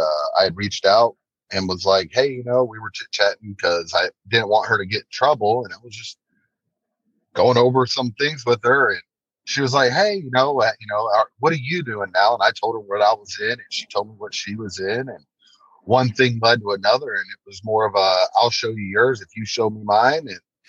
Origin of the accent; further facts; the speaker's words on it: North Carolina, United States; now in Tennessee, United States; No, I came from North Carolina.